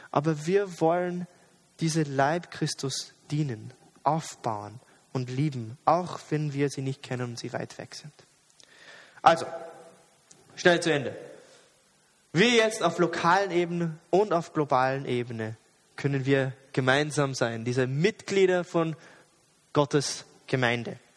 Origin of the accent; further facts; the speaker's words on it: Jordan; Ich bin nicht im Westen aufgewachsen. Und, und, sehr oft, aber in der Schule, wo ich arbeite, sehe ich diese westliche Einstellung von Individualismus. Jeder ist allein, jeder ist eine Insel, du schaffst es allein, wenn du kannst. In Jordanien war es aber nicht so.